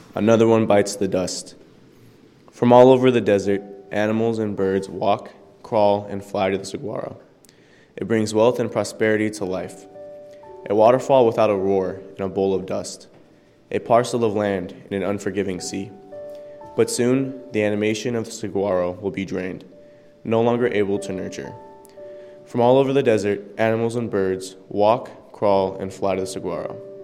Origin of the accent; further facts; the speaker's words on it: Bethel, Alaska, United States; I'm from Bethel